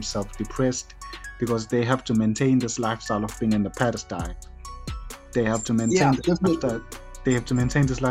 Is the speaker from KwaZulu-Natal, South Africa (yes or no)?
yes; Durban, KwaZulu-Natal, South Africa; I'm from Durban. I grew up here and I live here